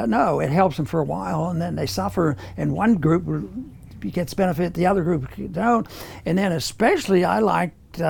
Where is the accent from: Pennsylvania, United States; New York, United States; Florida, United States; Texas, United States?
Pennsylvania, United States; and I was from Pennsylvania